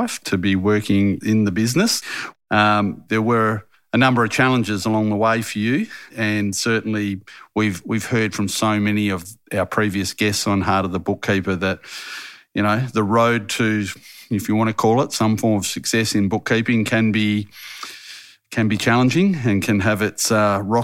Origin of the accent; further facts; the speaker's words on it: Harvey, Western Australia, Australia; growing up in Harvey